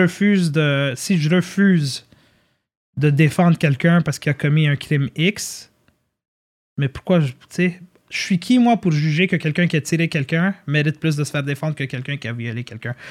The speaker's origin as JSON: {"language": "French", "town": "Montreal", "region": "Quebec", "country": "Canada", "tie": "born or raised there", "also_born_or_lived": "Côte-Saint-Luc", "lives_now": "Laval, Canada", "said": "raised in, raised in Saint-Lô"}